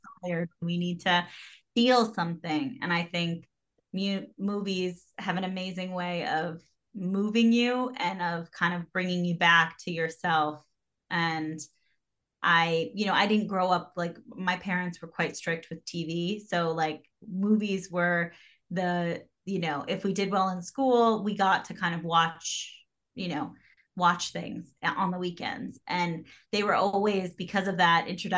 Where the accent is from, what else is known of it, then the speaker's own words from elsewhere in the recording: New York City, New York, United States; I'm from New York. So when I moved back to the city